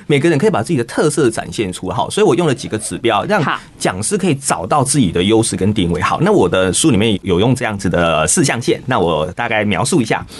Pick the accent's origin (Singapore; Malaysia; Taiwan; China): Taiwan; 我们台湾话也常这样讲